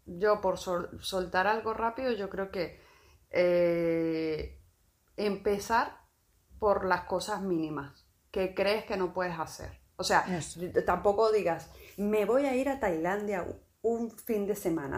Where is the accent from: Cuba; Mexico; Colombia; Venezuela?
Venezuela; also born or lived in A Coruña; now in Málaga, Spain; en mi país eso no es algo que se vea